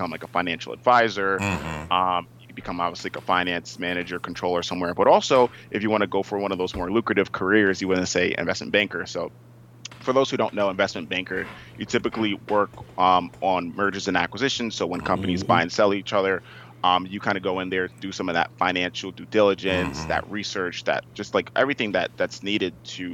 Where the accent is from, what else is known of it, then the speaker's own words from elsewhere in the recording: Uniondale, New York, United States; I'm from Uniondale, New York. So born and raised on Long Island